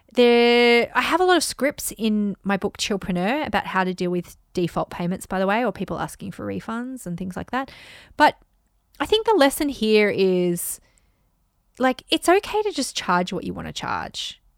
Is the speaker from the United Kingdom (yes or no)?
yes; United Kingdom; now in Japan; I'm a Brit living in the rice paddies in Japan